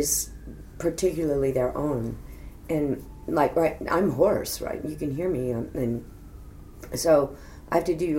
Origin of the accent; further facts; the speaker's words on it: Fort Worth, Texas, United States; moved away; also born or lived in New York; my hometown, Fort Worth, Texas